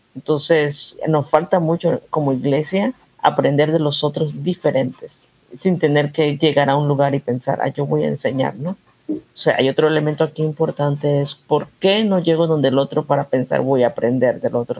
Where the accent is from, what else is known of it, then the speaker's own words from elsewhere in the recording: Panama; somos panameños colombianos